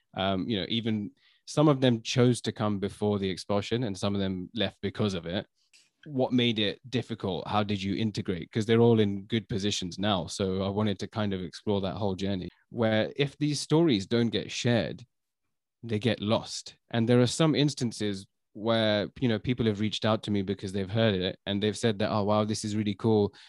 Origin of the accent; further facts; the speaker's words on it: London, United Kingdom; also born or lived in China; I was born in London